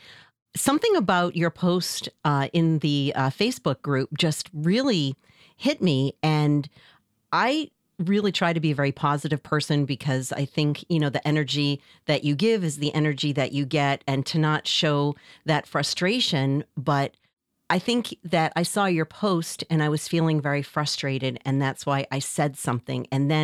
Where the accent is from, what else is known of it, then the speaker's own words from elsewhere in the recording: Massachusetts, United States; I'm from the North Shore of Massachusetts.